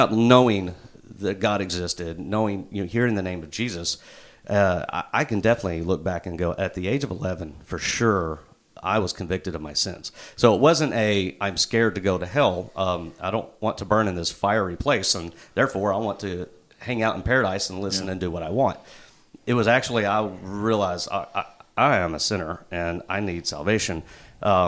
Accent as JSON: {"language": "English", "town": "Jonesboro", "region": "Arkansas", "country": "United States", "tie": "born or raised there", "also_born_or_lived": "Little Rock, Arkansas", "said": "I born and raised in Jonesboro, lived in Little Rock for 9 years, came back"}